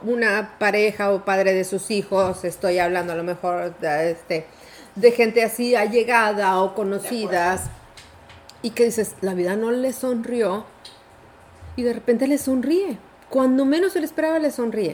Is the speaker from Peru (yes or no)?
no; Mexico; la cultura que nos inculcaron como mexicanos